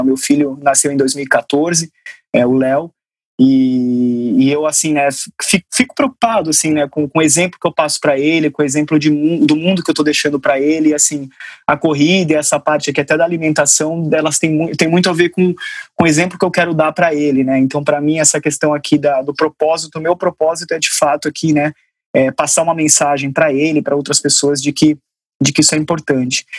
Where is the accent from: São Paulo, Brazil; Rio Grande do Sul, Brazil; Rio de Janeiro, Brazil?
São Paulo, Brazil; Sorocaba; moved away as an adult; morava em São Paulo, sou de Sorocaba